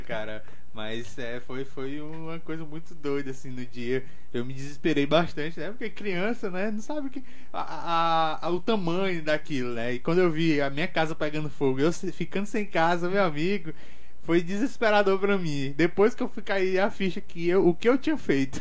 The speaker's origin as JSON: {"language": "Portuguese", "town": "Açailândia", "region": "Maranhão", "country": "Brazil", "tie": "born or raised there", "also_born_or_lived": "Brasília", "said": "nascido aqui em Açailândia mesmo, sou açailandense, raiz."}